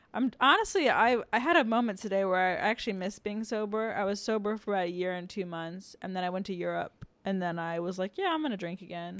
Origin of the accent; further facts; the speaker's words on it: Annapolis, Maryland, United States; moved away; I'm from Annapolis